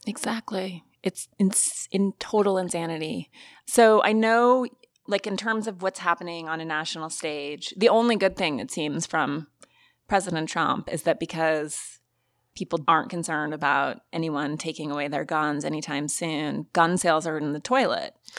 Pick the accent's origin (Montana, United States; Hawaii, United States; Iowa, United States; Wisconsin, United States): Montana, United States; moved away; I'm from Montana